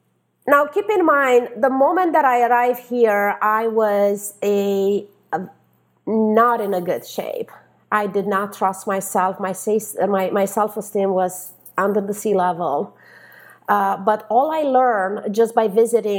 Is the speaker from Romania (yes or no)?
yes; Romania; English is a second language; moved away as an adult; now in Los Angeles, United States; born and raised in Romania